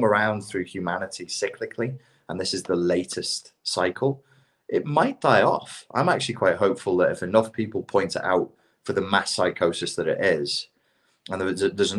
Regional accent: England, United Kingdom; accent: English; moved away; my English accent

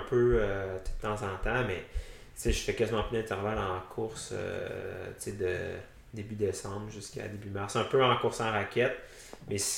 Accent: Quebec City, Quebec, Canada; also born or lived in Sherbrooke; now in Gatineau, Canada; je viens de Québec, j'ai fait mon bac à Sherbrooke.

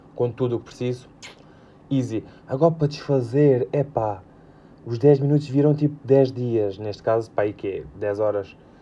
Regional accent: Alentejo, Portugal; eu sou do Alentejo

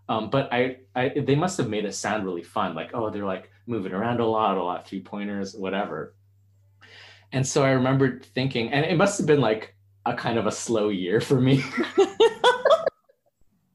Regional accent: Canada; I grew up in Canada

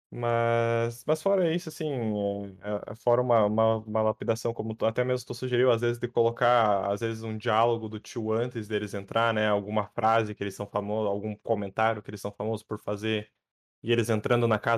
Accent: South Region, Brazil; É, eu sou do sul.

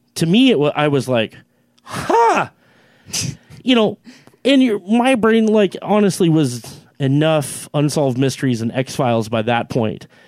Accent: Finley, United States; I'm from Finley

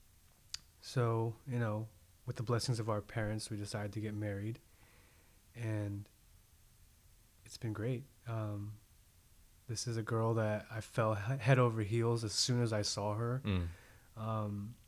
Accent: Atlanta, Georgia, United States; also born or lived in Korea; I was born in Korea but raised in Atlanta

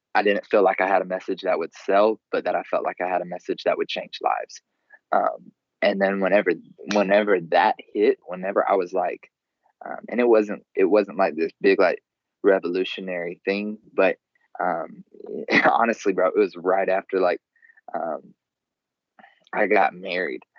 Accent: the South, United States; I grew up in the South.

